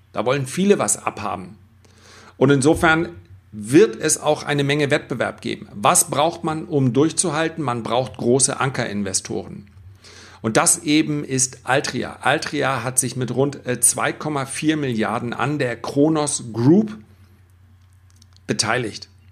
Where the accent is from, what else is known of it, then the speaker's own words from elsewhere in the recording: Germany; wir als Deutscher